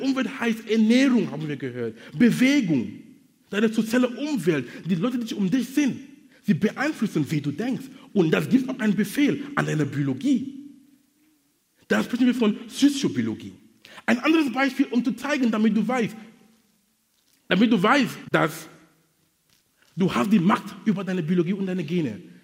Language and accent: German; Cameroon; German is a second language; now in Hamburg, Germany; in Kamerun, wo ich herkomme